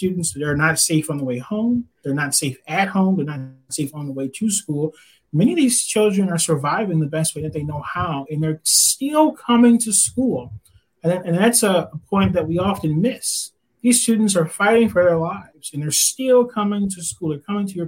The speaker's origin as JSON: {"language": "English", "town": "Detroit", "region": "Michigan", "country": "United States", "tie": "born or raised there", "said": "I grew up in Detroit"}